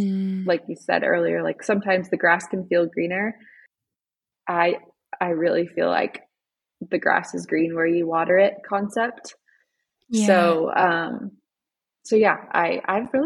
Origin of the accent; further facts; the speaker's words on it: Florida, United States; moved away as an adult; also born or lived in Fredericksburg, Virginia; now in Colorado, United States; we actually both are Florida babies. We grew up in Florida, met in Florida, got married in Florida